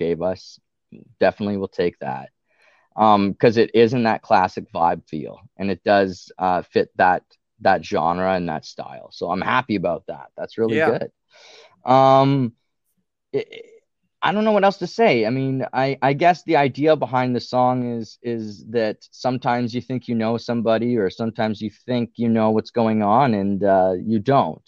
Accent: Ottawa, Ontario, Canada; we're all from the Ottawa area, which is on the border with Quebec here.

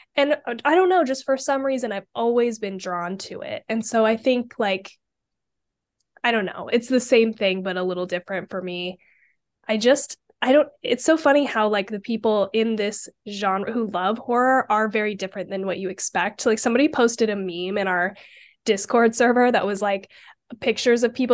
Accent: Idaho, United States; I'm from Idaho

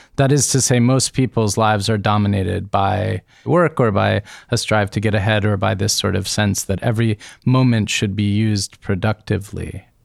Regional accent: United States; As an American child of the nineteen eighties

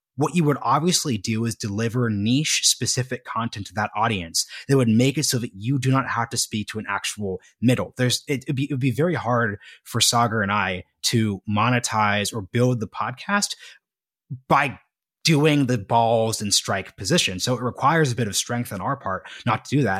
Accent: Oregon, United States; my home state of Oregon

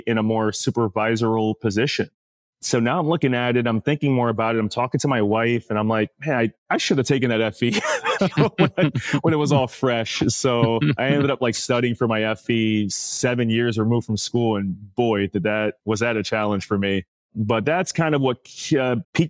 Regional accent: New York City, New York, United States; I'm originally from New York City and I was born and raised in the Bronx.

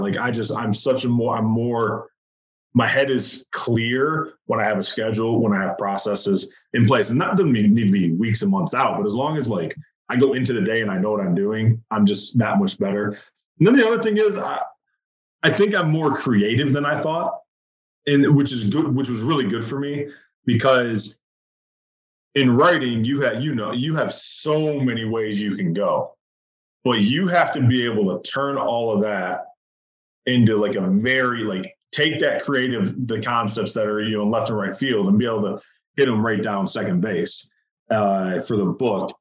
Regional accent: Michigan, United States; I was born and raised in Michigan

